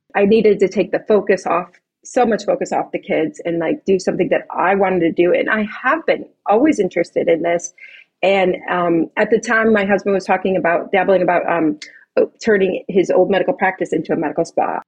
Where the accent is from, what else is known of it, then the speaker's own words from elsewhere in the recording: Chicago, Illinois, United States; moved away as an adult; now in Pasadena, United States; I'm, I'm not native to California, I'm from Chicago